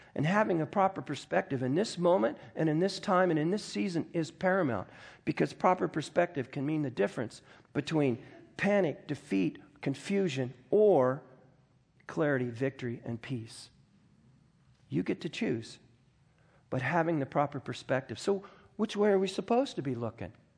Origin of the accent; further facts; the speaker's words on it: United States; I grew up in the Mojave Desert.